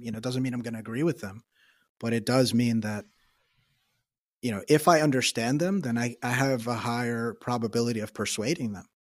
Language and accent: English; New York, United States; I'm from New York